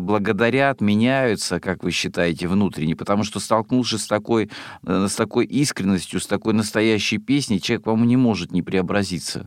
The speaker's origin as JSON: {"language": "Russian", "region": "Rostov Oblast", "country": "Russia", "tie": "born or raised there", "moved": "yes", "said": "я родом из Ростовской области."}